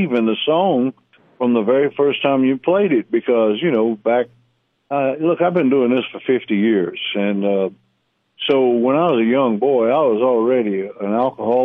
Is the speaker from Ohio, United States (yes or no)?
no; South Louisiana, United States; I'm from South Louisiana